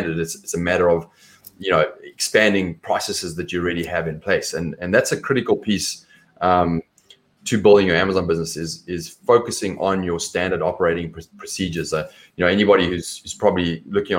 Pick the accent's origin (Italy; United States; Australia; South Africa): South Africa; accent: South African; My accent is different. It's South African